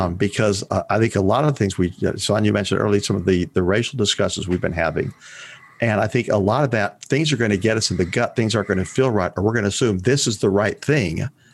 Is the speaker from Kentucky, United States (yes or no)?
yes; Kentucky, United States; I'm from Kentucky.